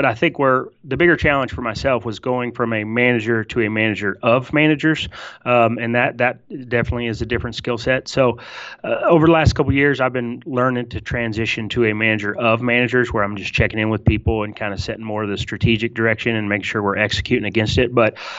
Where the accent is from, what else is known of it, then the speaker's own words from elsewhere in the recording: Tulsa, Oklahoma, United States; I'm from Tulsa, Oklahoma, originally. I was born and raised.